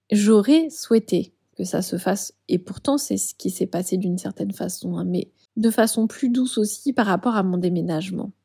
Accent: Bordeaux, Nouvelle-Aquitaine, France; moved away as an adult; also born or lived in Paris / Île de Ré; je suis bordelaise, mais ça fait 11 ans que je vivais à Paris.

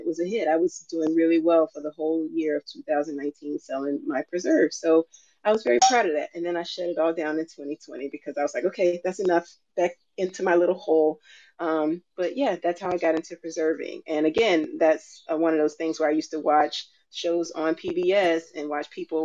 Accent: Alabama, United States; I grew up down south in Alabama

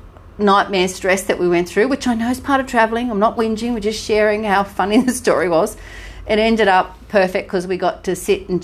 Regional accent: Sunshine Coast, Queensland, Australia; we're from Sunshine Coast

